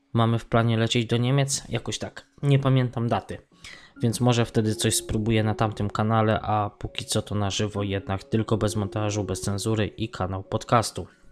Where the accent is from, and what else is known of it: Poland; now in Sligo, Ireland